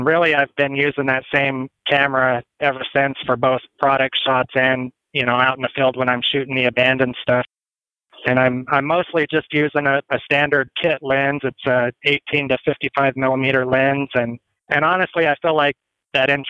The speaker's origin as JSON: {"language": "English", "town": "Las Animas", "region": "Colorado", "country": "United States", "tie": "born or raised there", "also_born_or_lived": "Greeley, Colorado", "moved": "as an adult", "lives_now": "Scottsbluff, United States", "said": "my hometown of Los Animas"}